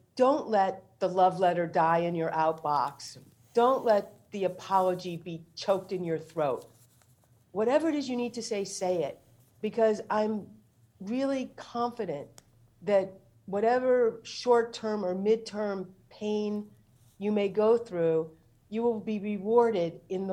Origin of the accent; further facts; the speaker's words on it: St. Louis, Missouri, United States; moved away; I went home to my hometown, St. Louis.